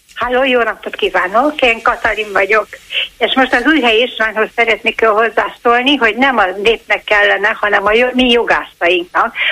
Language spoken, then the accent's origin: Hungarian; Budapest, Hungary; én ott laktam, az, ott laktunk a ott születtem a, a Palota negyedre